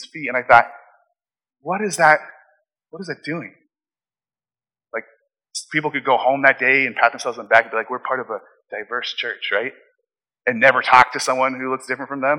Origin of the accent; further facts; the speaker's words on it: Phoenix, Arizona, United States; when I grew up in Phoenix, I lived in a house that had a basement